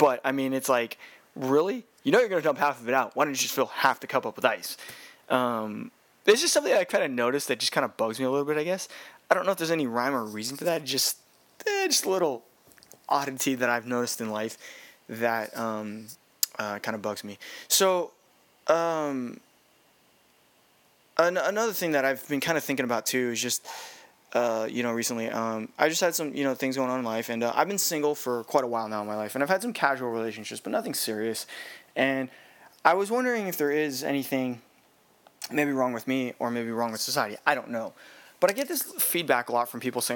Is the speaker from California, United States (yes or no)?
yes; California, United States; now in Hawaii, United States; I am from California